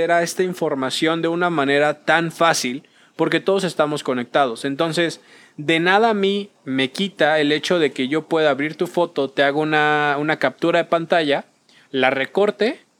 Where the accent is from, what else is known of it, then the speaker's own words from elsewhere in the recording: Venezuela; Cambiando un poquito y ya, soy de Venezuela, ¿no? Pero justamente este tema va a llegar al metaverso en el hecho